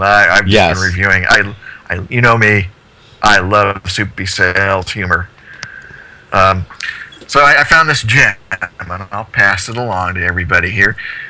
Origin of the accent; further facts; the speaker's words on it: Midwest, United States; growing up in the Midwest, everybody had to run in, watch Soupy for a half hour or however long it was on.